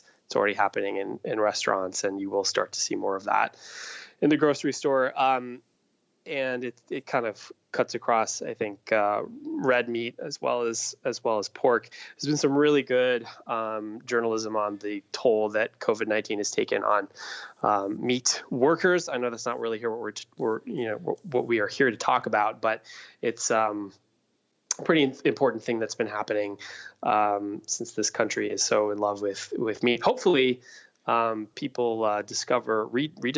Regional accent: Iowa, United States; I grew up in Iowa

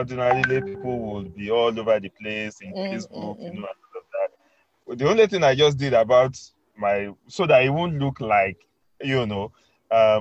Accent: Kwara, Nigeria; I'm from Kwara State.

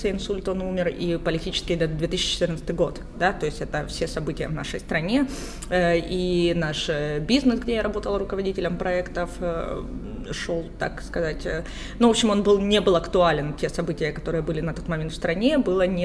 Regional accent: Ukraine; Слушайте, мне сейчас нравится говорить, что я грузинка, потому что я очень долго не говорила этого. А, позиционировала себя только как украинка

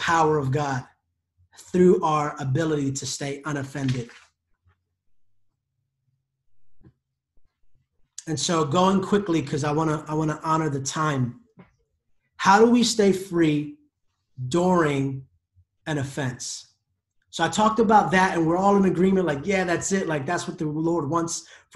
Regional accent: United States; I am an American

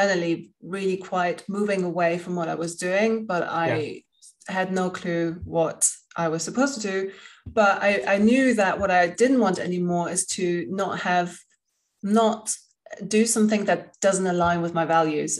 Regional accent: Spain; moved away; also born or lived in England; I grew up in Spain and I lived in England

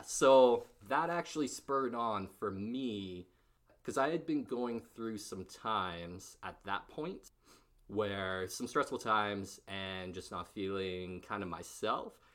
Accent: Barrhead, Alberta, Canada; moved away as an adult; also born or lived in Edmonton; I moved back to Barthead, and then, uh, lived there for a while

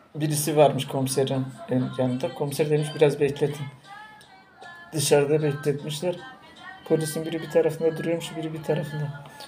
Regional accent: Tunceli Province, Turkey

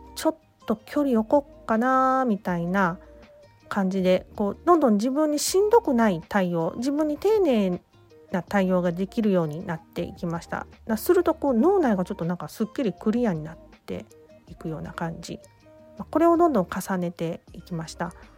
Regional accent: Osaka, Japan; now in Nara, Japan; 大阪出身大阪で生まれ育って今は奈良に住んでいます

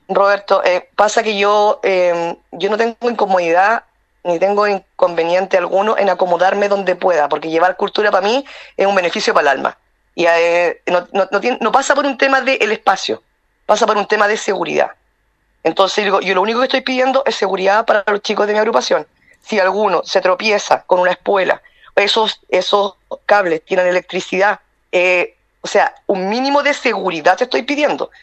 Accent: Chile

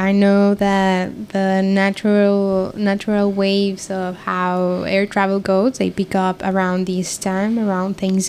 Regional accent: Mexico; I'm from Mexico

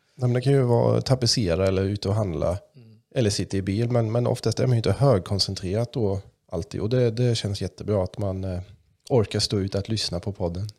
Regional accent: Kalmar, Kalmar County, Sweden; accent: mix of German and Kalmar; first language German; Swedish is a second language

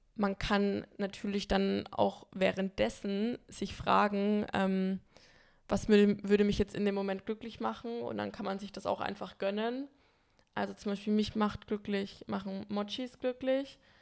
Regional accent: Bamberg, Bavaria, Germany; now in Berlin, Germany; fahre in die Heimat zu meinen Freunden nach Bamberg

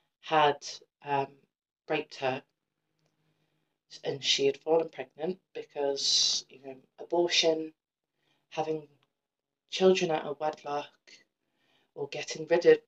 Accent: Shrewsbury, West Midlands, United Kingdom; born there; So, I was born in Shrewsbury around mid-December 1995.

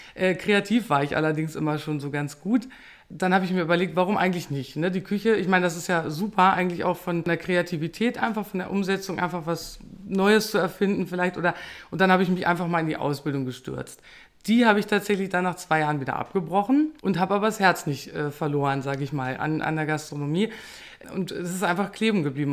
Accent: Peine, Lower Saxony, Germany; ich komme aus Peine

